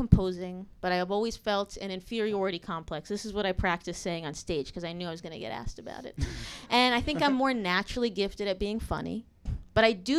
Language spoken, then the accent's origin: English; New Jersey, United States; I'm actually from New Jersey